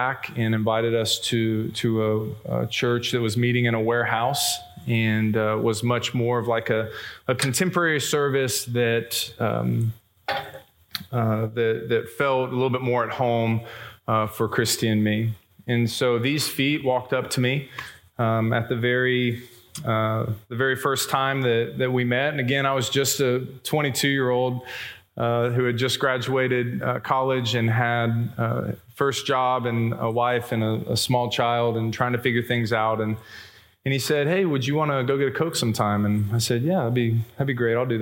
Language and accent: English; Plano, Texas, United States; I grew up in West Plano